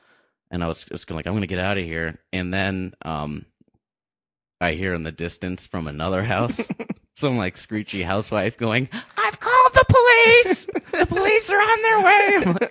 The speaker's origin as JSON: {"language": "English", "town": "Pelham", "region": "New Hampshire", "country": "United States", "said": "I'm from the Pelham side of town. That's the wrong side of the tracks."}